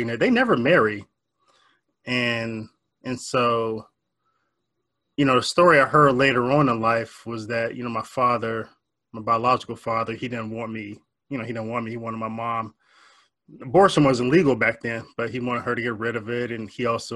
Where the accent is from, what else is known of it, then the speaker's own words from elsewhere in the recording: Warren, Ohio, United States; I was born and raised in Northeast Ohio, a little town called Warren, Ohio